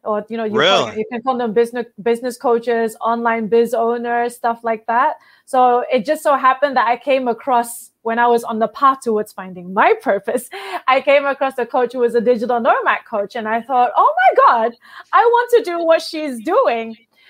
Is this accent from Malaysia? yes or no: yes; Malaysia; moved away as an adult; now in Australia; Malaysia and I grew up there. And I came to Australia when I was about, I don't know, like 19.